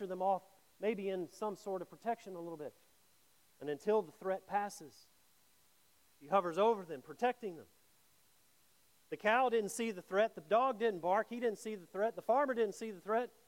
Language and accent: English; Mississippi, United States; I grew up in Mississippi